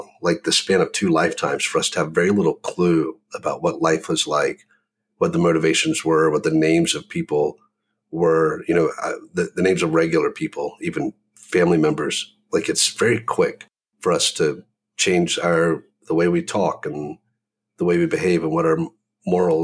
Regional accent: the South, United States; growing up in the South

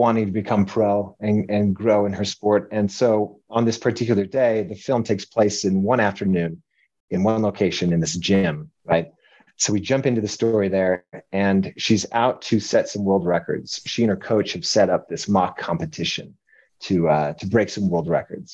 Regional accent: Denver, Colorado, United States; moved away as an adult; also born or lived in New York; now in Utah, United States; Originally from Colorado

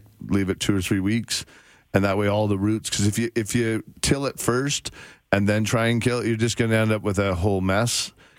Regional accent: Bowness, Alberta, Canada; I grew up at Sunnyside in Bowness.

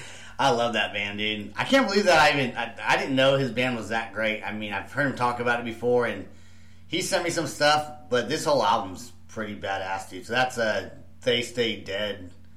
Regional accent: Bay Area, California, United States; moved away as an adult; now in Oklahoma City, United States; because I grew up in the Bay Area.

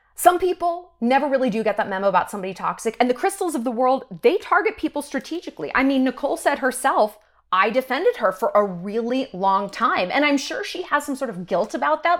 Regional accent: New York, United States; moved away; I'm from New York and I get real New York real quick

